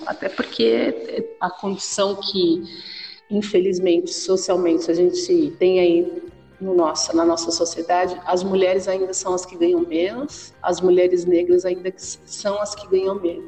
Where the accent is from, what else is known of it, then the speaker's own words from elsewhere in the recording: São Paulo, Brazil; nasci na periferia, nasci na Vila